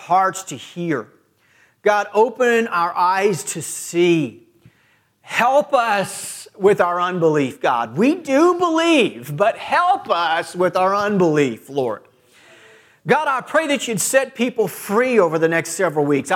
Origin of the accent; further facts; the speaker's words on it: Clearwater, Kansas, United States; I've never lived anywhere else in this country. Born and raised in Clearwater, Kansas, 20 miles from here